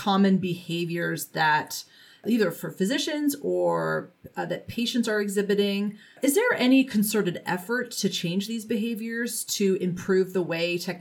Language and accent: English; Canada; as a Canadian